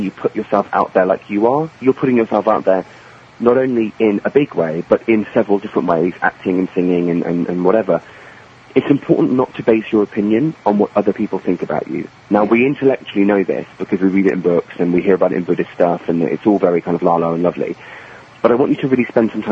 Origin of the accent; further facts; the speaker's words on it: England, United Kingdom; I'm English and I grew up in England